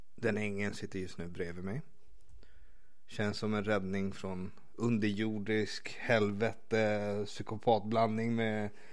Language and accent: Swedish; Stockholm, Stockholm County, Sweden; also born or lived in Vårberg / Vällingby; Jag växte upp i Skarpnäck